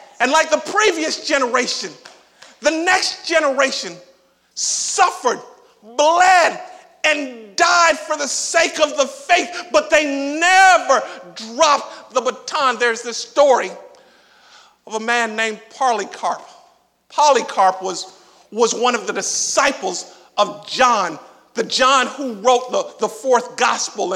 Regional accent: Miami, Florida, United States; moved away; growing up in Miami

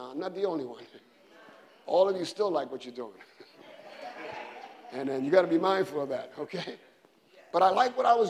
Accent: New York City, New York, United States; I grew up in the South Side in the 60s and 70s

